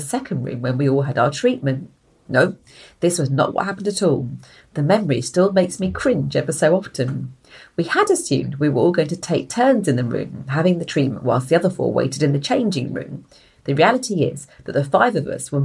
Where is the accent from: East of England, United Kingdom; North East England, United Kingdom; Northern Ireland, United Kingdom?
East of England, United Kingdom; Essex; also born or lived in outskirts of London; now in London, United Kingdom; when I grew up in Essex, I grew up on a dual carriage road